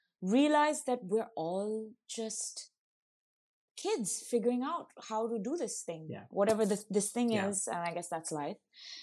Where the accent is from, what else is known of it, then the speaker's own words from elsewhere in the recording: Auroville, Tamil Nadu, India; So I think like growing up in Auroville, it was a lot about trying things out as well.